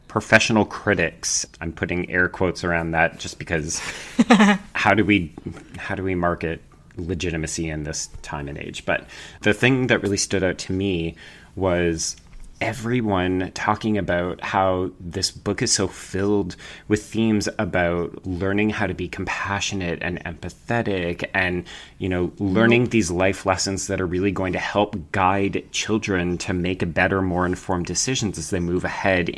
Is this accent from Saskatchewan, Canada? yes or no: no; Calgary, Alberta, Canada; I grew up in Calgary, which is a fairly big city out west.